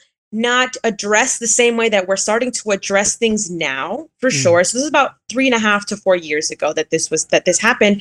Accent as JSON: {"language": "English", "town": "Miami", "region": "Florida", "country": "United States", "tie": "born or raised there", "moved": "yes", "said": "where I grew up in Miami"}